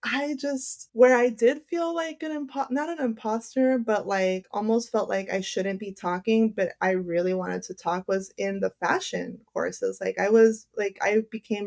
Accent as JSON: {"language": "English", "town": "Los Angeles", "region": "California", "country": "United States", "tie": "born or raised there", "said": "I grew up in West LA."}